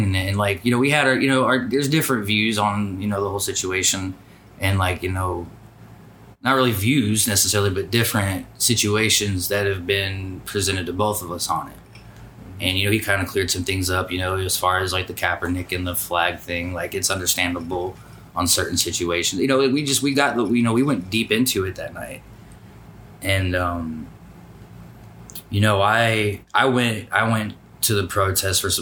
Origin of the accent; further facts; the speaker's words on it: Fort Leonard Wood area, Missouri, United States; now in Charlotte, United States; being born, like, where I'm from in Missouri